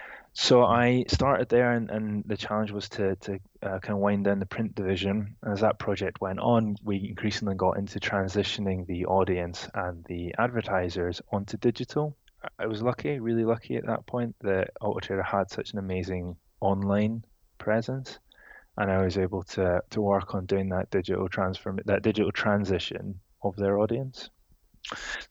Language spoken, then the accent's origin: English; Edinburgh, Scotland, United Kingdom; moved away as an adult; also born or lived in Reading; now in London, United Kingdom; I'm from Edinburgh originally, and I moved to London a couple of years ago.